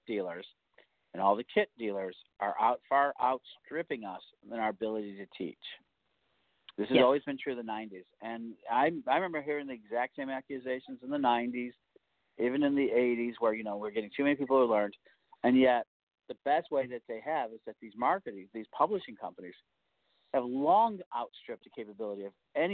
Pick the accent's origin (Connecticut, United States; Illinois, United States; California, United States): Illinois, United States; Chicago; in Chicago, my hometown